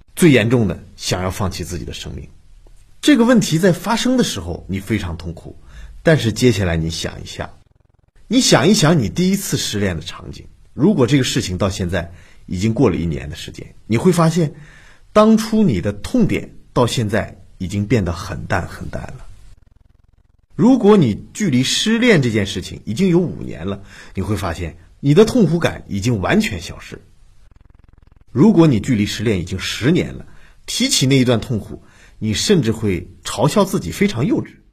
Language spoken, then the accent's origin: Chinese; China; 我们中国人